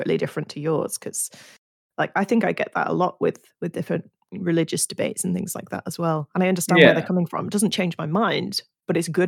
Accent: Yorkshire and the Humber, United Kingdom; accent: Yorkshire; now in London, United Kingdom; When I go home, my Yorkshire accent comes out a lot more

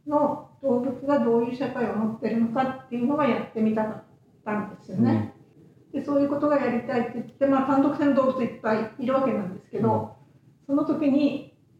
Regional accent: Fukuoka, Japan; moved away as an adult; also born or lived in Okinawa; now in Kitakyushu, Japan; 福岡です福岡市内です

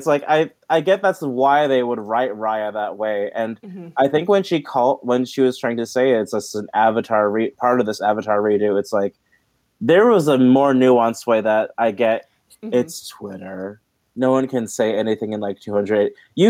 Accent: Philippines; And I guess, I mean, I know there's things I recognize in it being Filipino. There's parts of Filipino culture recognized in it.

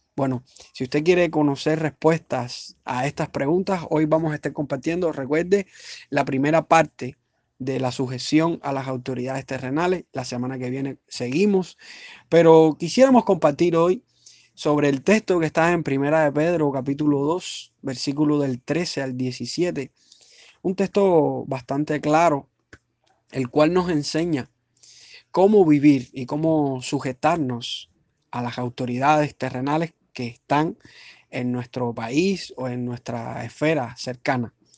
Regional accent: Cuba; soy cubano igual que usted

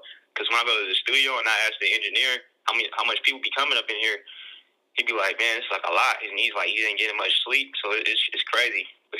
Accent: Portland, Oregon, United States; I'm from Portland, Oregon

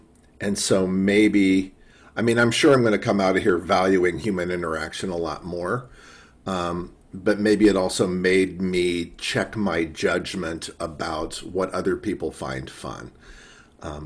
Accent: Chicago, Illinois, United States; I'm from Chicago

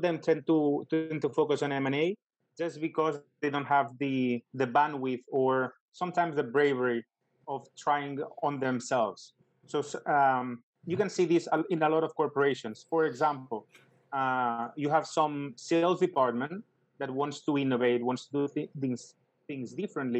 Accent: Barcelona, Catalonia, Spain; I'm from Barcelona

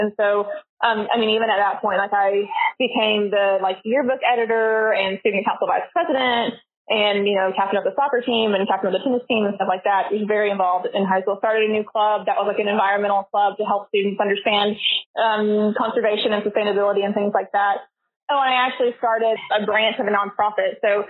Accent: Little Rock, Arkansas, United States; now in Conway, United States; Little Rock.

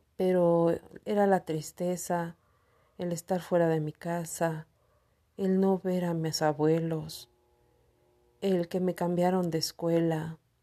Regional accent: Cuautitlán, State of Mexico, Mexico; Soy del Estado de México.

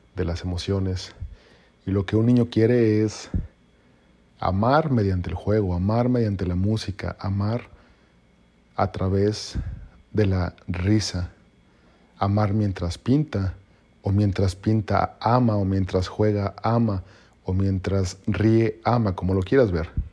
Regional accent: Mexico; yo soy mexicano

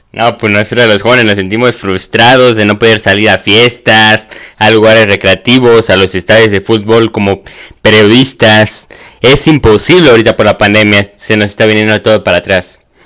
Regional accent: Mexico; somos mexicanos

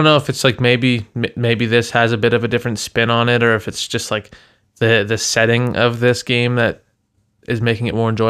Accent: Toronto, Ontario, Canada; like I was from Toronto.

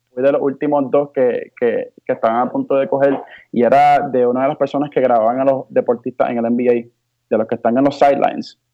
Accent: Bayamón, Puerto Rico; also born or lived in Hawaii / Humacao; vine con mi madre a Puerto Rico y comencé a criarme, o sea, mi crianza fue en Puerto Rico.

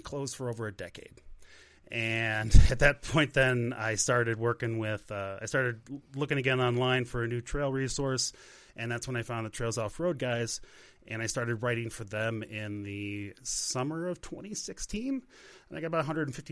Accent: Chicago, Illinois, United States; moved away as an adult; now in Monument, Colorado, United States; I live in Monument, Colorado now. I grew up in Chicago. Chicago was my home for 35 years

